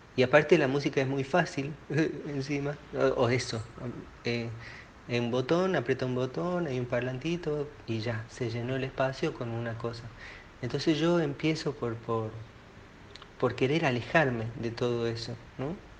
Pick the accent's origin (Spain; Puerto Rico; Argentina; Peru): Argentina; soy un argentino